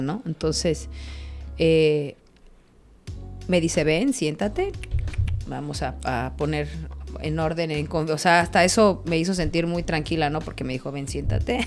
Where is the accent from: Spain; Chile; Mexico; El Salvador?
Mexico; State of Mexico; now in Cancún, Mexico; Del Estado de México